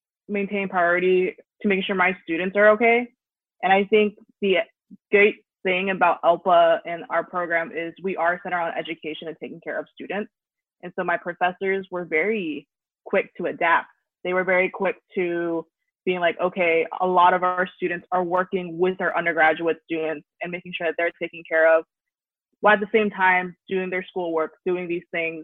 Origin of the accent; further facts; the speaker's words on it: Oklahoma, United States; moved away as an adult; now in Missouri, United States; I'm out of state, I'm from Oklahoma